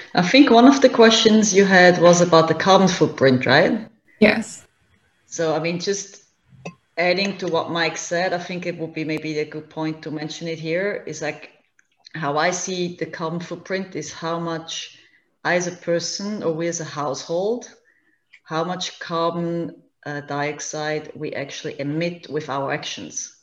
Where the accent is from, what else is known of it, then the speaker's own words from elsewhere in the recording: Switzerland; moved away as an adult; now in Hingham, United States; I'm originally from Switzerland um, and moved to the US two and a half years ago with my family.